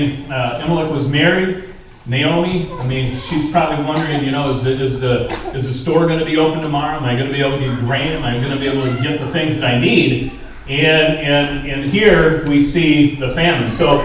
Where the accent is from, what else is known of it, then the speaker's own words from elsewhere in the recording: Oshkosh, Wisconsin, United States; moved away; I grew up in Oshkosh, Wisconsin, and I still consider that home base. You know, that's my home.